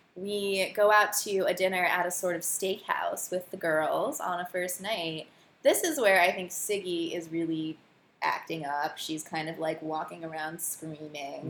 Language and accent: English; Morristown, New Jersey, United States; I grew up in northern New Jersey